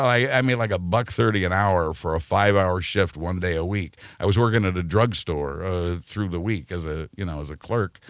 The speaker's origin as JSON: {"language": "English", "town": "Wichita", "region": "Kansas", "country": "United States", "tie": "born or raised there", "moved": "as an adult", "said": "I was born and raised in Wichita, Kansas"}